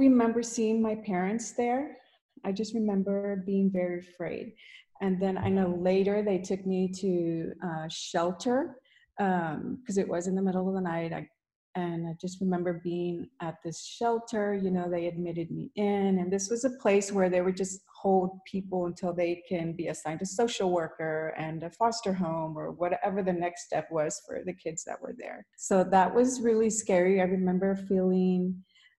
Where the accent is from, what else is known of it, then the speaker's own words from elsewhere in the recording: Houston, Texas, United States; I was born and raised here in Houston, Texas